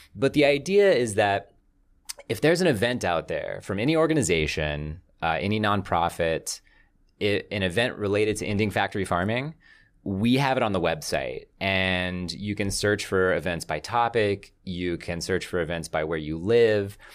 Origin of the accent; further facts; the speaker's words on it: the South, United States; I grew up in the South.